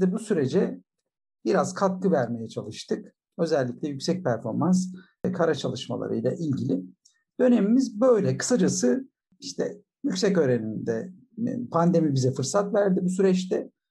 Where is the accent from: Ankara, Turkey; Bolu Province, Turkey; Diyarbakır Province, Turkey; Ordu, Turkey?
Bolu Province, Turkey; ben 1966 yılında Bolu'da doğdum